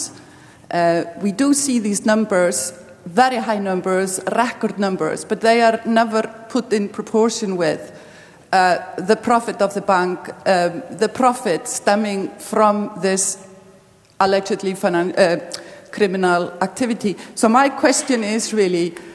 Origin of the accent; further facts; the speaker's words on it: Iceland; I'm not from Cyprus, I'm from Iceland.